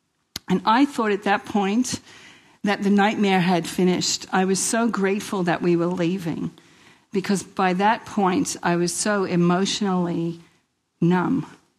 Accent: Queens, New York, United States; I grew up in Queens, New York, if you haven't already heard.

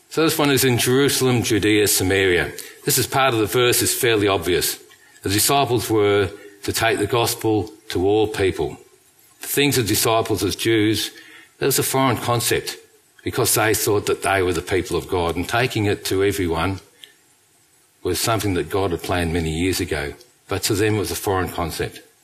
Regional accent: England, United Kingdom; moved away; We come from England

